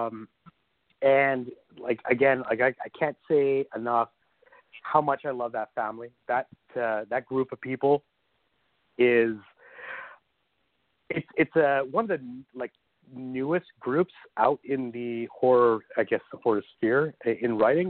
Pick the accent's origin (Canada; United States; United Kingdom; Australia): Canada; I'm Canadian